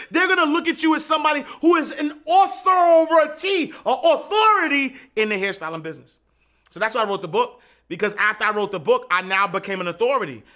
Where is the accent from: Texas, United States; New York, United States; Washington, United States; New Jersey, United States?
New York, United States; New York City; Saint, Saint Nick Projects, Hudsway Knife Street, Eighth Avenue. Born and raised, Harlem.